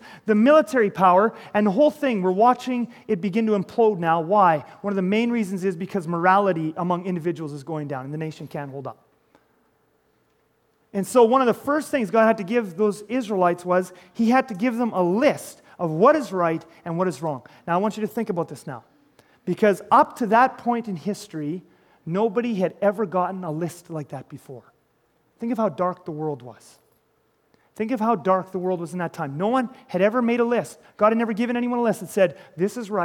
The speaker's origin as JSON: {"language": "English", "country": "Canada", "said": "I'm Canadian"}